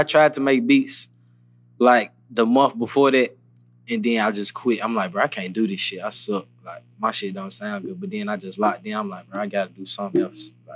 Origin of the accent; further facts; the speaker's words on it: Memphis, Tennessee, United States; moved away as an adult; now in Atlanta, United States; I grew up, I'm really from Memphis